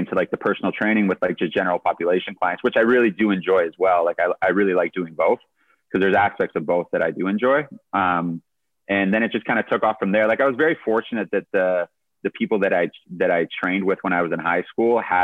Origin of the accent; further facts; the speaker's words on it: Ottawa, Ontario, Canada; moved away as an adult; now in Toronto, Canada; I was born in Toronto, and then I moved to Ottawa when I was in like grade one. So I barely have any memories of Toronto